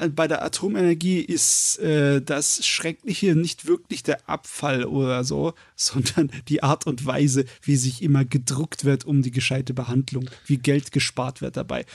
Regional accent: Germany; wir sind Deutsche

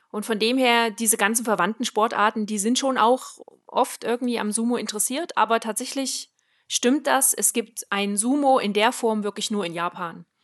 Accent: Switzerland; ich komme aus der Schweiz.

